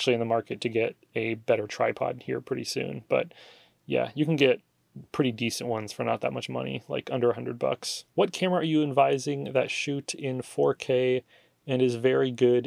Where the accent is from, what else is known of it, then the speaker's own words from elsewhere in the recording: Oregon, United States; moved away as an adult; now in Texas, United States; the things that I'm missing from Oregon, you know, aside from all my family and friends that are there